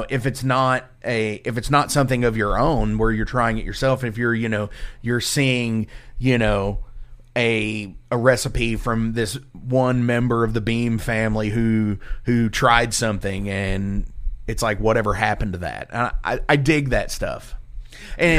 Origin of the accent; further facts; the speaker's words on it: Louisville, Kentucky, United States; I'm from the Louisville area